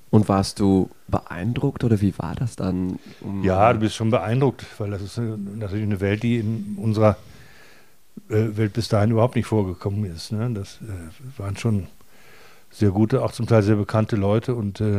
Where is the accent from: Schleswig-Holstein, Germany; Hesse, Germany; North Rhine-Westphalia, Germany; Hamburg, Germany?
North Rhine-Westphalia, Germany; Recklinghausen; ich komme aus, also ich bin in Recklinghausen aufgewachsen